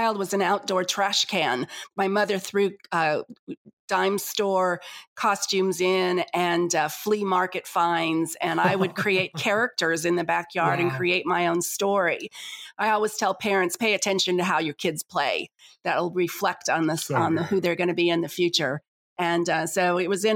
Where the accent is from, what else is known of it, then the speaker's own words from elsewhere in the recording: Las Vegas, Nevada, United States; moved away as an adult; also born or lived in Tulsa, Oklahoma; I came from Las Vegas, Nevada, Sin City